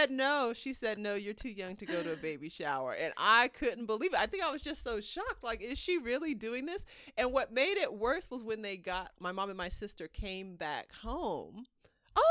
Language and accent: English; Bay Area, California, United States; the Bay Area is a region